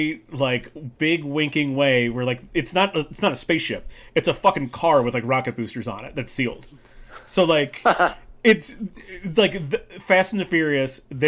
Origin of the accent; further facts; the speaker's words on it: London, United Kingdom; I grew up in a city. I grew up in London.